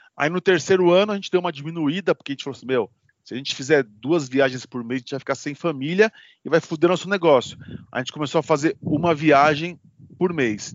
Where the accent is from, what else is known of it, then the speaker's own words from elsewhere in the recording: Osasco, São Paulo, Brazil; eu sou de Osasco